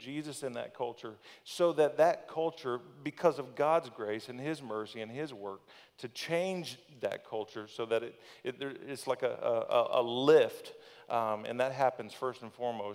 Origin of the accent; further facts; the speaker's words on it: Thonotosassa, Florida, United States; also born or lived in Plant City, Florida / Brandon, Florida; I've lived growing up in Thanodosassa